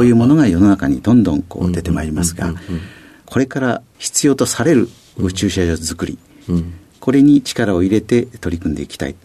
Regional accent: Fukui, Japan; 出身は福井県でございます

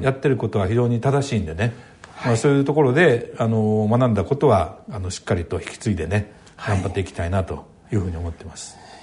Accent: Tosa, Kochi, Japan; moved away; 私の出身は土佐の高知なんですけど

